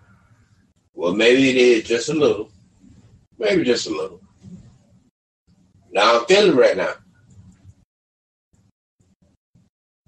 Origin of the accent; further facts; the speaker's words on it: United States; I'm from America